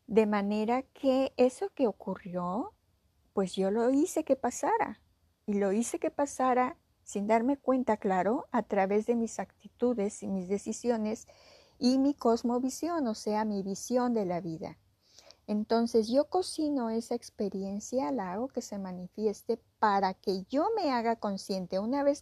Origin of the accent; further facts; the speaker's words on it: Mexico; o no me quiere aquí, o a lo mejor no me quiere porque soy mujer, o a lo mejor no me quiere porque soy mexicana